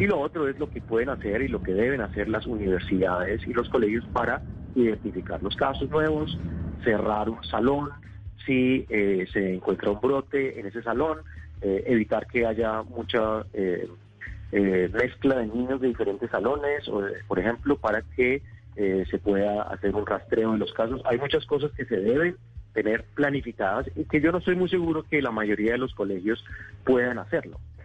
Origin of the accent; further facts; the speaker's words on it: Bogotá, Bogotá Capital District, Colombia; moved away as an adult; also born or lived in Cúcuta; now in Atlanta, United States; Yo nací en Cúcuta, ah, pero estudié la mayor parte del tiempo en Bogotá